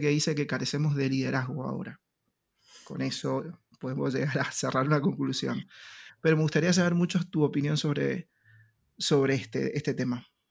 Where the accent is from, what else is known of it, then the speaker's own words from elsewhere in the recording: Argentina; nuestro país, Argentina